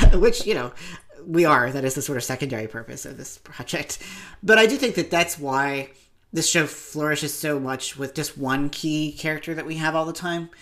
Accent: Appalachia, United States; I'm from Appalachia. We're a few years behind everything else.

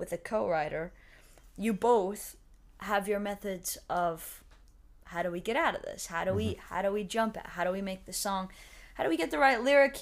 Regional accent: Madrid, New York, United States; now in Nashville, United States; I came from Madrid, New York, and it's a very, very small town close to the border of Canada

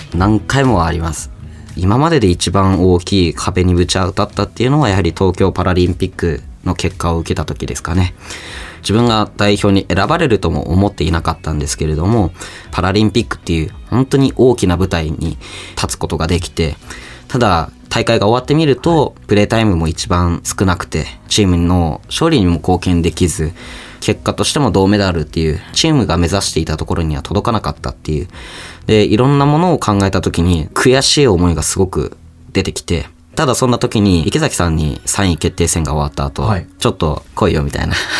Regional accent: Fukushima, Japan; 僕の地元である福島県

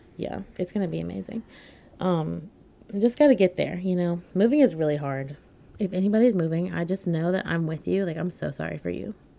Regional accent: Winston-Salem, North Carolina, United States; also born or lived in Wilmington, North Carolina; I am actually moving from Wilmington, North Carolina, where I've been living, to back to my hometown, Winston-Salem, North Carolina

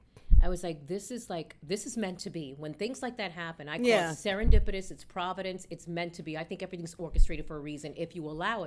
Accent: New York City, New York, United States; I grew up a New Yorican Born here. I grew up in the Upper West Side. And I went to school in the Upper West Side. I went to Performing Arts High School.

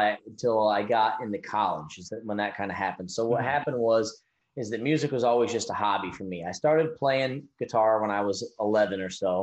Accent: upstate New York, United States; But upstate New York is very rural and very country, more so than a lot of people might know that aren't from the area, aren't from the Northeast or whatever. So I actually grew up around country music my whole life.

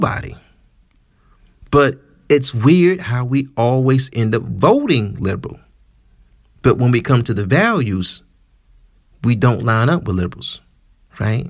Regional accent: Detroit, Michigan, United States; I'm from Detroit, which is the blackest city

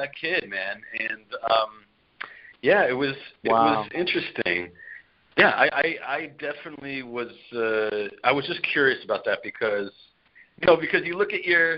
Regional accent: New York City, New York, United States; I grew up in Brooklyn and was a mixed, pot there

